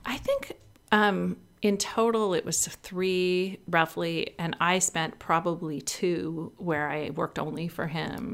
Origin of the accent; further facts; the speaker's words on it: Northern California, United States; moved away; I grew up in a small town in Northern California